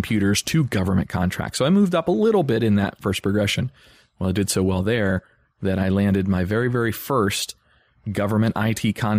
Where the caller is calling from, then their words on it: Cocoa Beach, Florida, United States; I'm actually sitting in my recording studio for our podcast down here in Cocoa Beach, Florida. So if East Coast, Central Florida, if you know where Orlando is, we're about 35 to 40 minutes east of that, right on the coast.